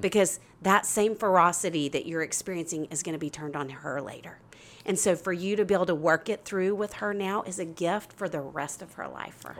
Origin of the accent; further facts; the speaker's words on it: Arkansas, United States; I'm from Arkansas